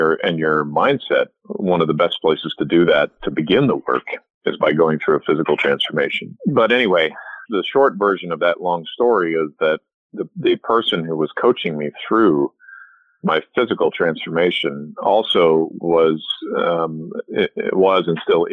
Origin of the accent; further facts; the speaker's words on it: Southern California, United States; also born or lived in Edmonton, Alberta, Canada / Los Angeles; grew up in Southern California